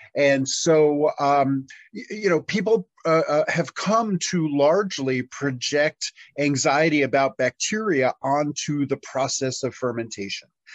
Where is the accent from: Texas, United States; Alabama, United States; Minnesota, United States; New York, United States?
New York, United States; New York City; moved away as an adult; now in Tennessee, United States; in 1993 I moved from my hometown of New York City to rural Tennessee